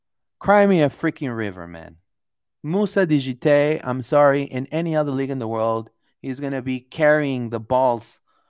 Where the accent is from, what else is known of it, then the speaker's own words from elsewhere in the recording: Orlando, Florida, United States; It's my city. I grew up in Orlando.